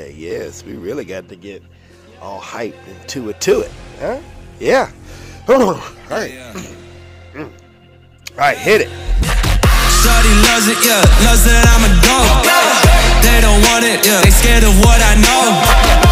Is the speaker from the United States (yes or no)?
yes; Norfolk, Virginia, United States; We come from Norfolk, at least I do.